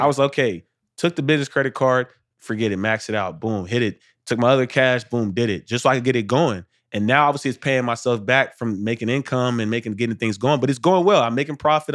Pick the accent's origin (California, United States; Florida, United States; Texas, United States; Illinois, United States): Texas, United States; Arlington; I'm from Arlington, Texas, from the north side, man. Two-parent household, parents are married thirty years